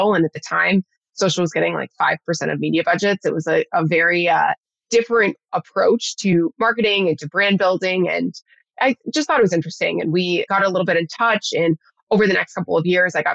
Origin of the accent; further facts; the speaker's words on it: Nashville, Tennessee, United States; moved away as an adult; also born or lived in San Diego, California / San Francisco Bay Area, California; I'm originally from Nashville, Tennessee. So grew up in Music City. And I moved to California for university